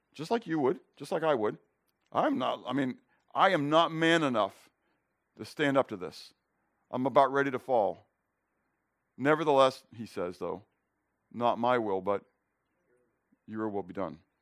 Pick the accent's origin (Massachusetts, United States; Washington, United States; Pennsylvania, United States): Pennsylvania, United States; Pittsburgh; I grew up in Pittsburgh